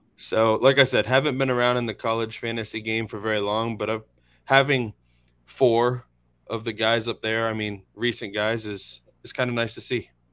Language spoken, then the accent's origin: English; Inverness, Florida, United States; I'm from Inverness, not too far from here